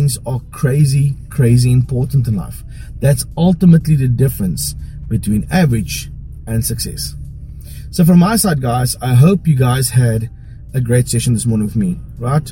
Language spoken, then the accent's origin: English; South Africa; I'm a boyke from Paro